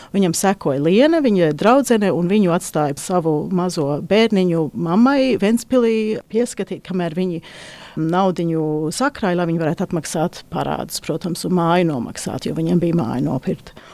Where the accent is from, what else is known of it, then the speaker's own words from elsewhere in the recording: Australia; moved away; Es pat uzaugu Austrālijā un mums bija vilnas tērpi